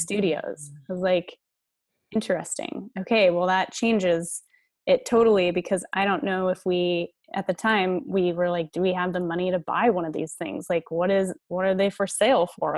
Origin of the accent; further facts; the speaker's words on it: Colorado, United States; moved away as an adult; now in San Diego, United States; I was born and raised in Colorado